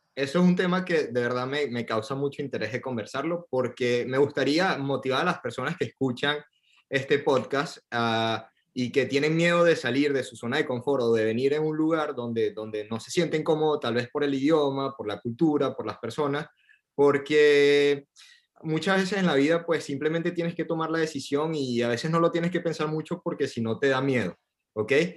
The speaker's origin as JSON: {"language": "Spanish", "country": "Venezuela", "also_born_or_lived": "Buenos Aires, Argentina", "moved": "as an adult", "lives_now": "Paris, France", "said": "Yo tengo cuatro años que me fui de Venezuela"}